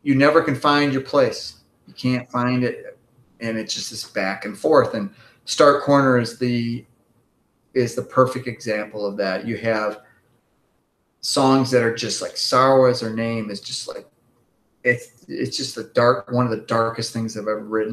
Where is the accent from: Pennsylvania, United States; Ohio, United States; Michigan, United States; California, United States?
Michigan, United States; Grand Rapids; moved away; I grew up in Grand Rapids, Michigan